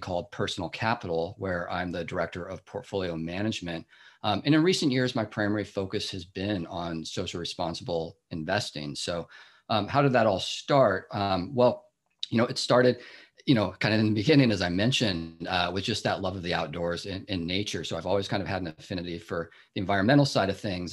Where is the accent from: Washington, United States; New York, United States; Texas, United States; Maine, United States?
Washington, United States; Seattle; moved away as an adult; now in Bay Area, United States; I grew up in the Seattle area